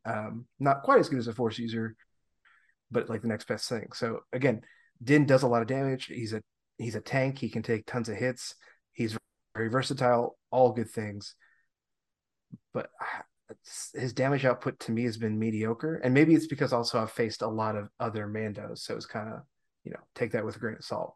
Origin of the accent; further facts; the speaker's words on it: Long Island, New York, United States; also born or lived in the South; now in Upstate New York, United States; I'm from Long Island